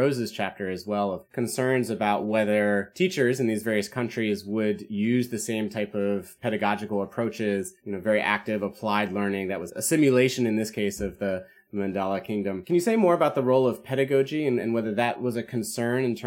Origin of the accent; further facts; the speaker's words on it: United States; I grew up in the United States